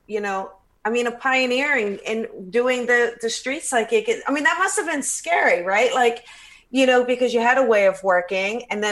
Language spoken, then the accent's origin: English; Los Angeles, California, United States; my hometown, Los Angeles